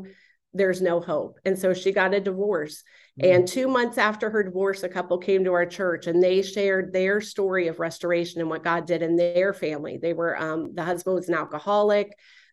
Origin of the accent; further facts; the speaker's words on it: Florida, United States; But I'm a native Floridian, born and raised in South Florida.